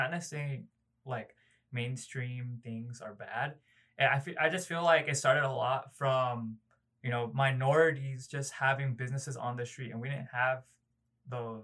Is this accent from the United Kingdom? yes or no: no; Philippines; also born or lived in Los Angeles, California, United States; now in Tennessee, United States; I actually call the Philippines where I grew up over there, I actually call that place home